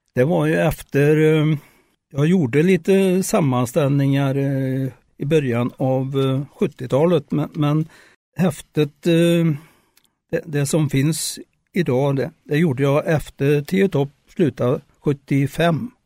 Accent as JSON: {"language": "Swedish", "country": "Sweden", "tie": "born or raised there", "said": "Jag bodde i Längum då jag är född i Längum, bodde där i första 30 åren."}